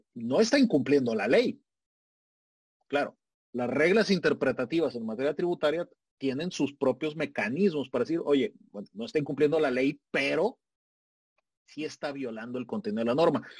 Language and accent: Spanish; Mexico